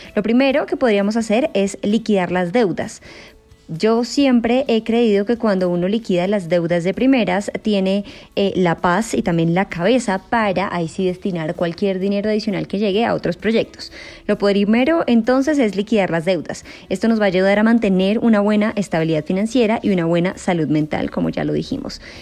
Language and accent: Spanish; Colombia; como lo conocemos en Colombia